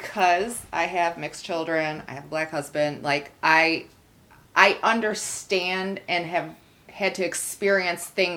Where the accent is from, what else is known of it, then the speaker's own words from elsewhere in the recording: Rochester, New York, United States; now in Lockport, United States; growing up in Rochester